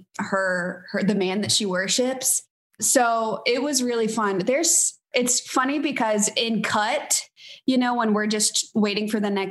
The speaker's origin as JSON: {"language": "English", "town": "New Orleans", "region": "Louisiana", "country": "United States", "said": "I was from New Orleans"}